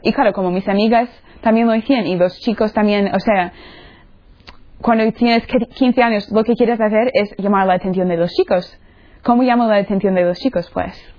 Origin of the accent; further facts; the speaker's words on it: Florida, United States; Spanish is a second language; moved away; soy de los Estados Unidos, de la, del estado La Florida